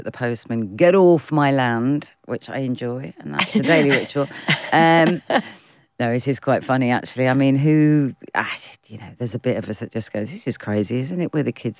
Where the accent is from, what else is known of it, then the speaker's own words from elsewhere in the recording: United Kingdom; All of our influences are British. We are British.